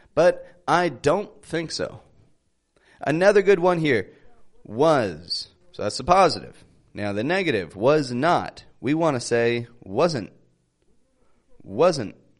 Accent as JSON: {"language": "English", "town": "Toronto", "region": "Ontario", "country": "Canada", "accent": "Canadian", "said": "I am from Toronto, Canada"}